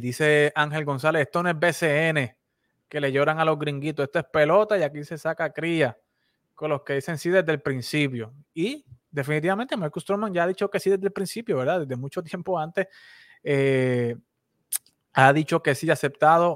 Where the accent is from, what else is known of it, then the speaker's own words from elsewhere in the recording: Puerto Rico; a nosotros los boricuas nos gusta ganar con el talento local